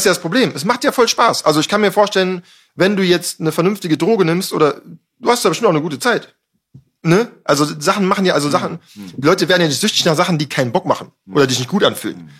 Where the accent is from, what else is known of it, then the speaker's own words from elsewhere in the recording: Düsseldorf, North Rhine-Westphalia, Germany; ich komme aus Düsseldorf, ist eine Biertrinker, Raucherstadt halt so